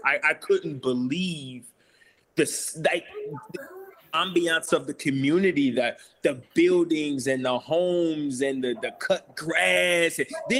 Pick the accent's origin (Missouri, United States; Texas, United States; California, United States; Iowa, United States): Missouri, United States; St. Louis; I grew up in St. Louis off Union and Kings Highway.